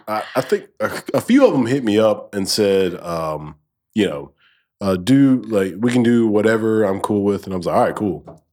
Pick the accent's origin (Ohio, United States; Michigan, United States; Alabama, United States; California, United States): Alabama, United States; I'm from Alabama